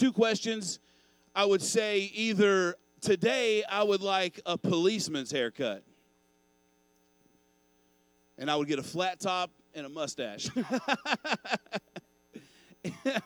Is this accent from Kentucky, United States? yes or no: yes; Owensboro, Kentucky, United States; When I was a kid growing up in Owensboro, Kentucky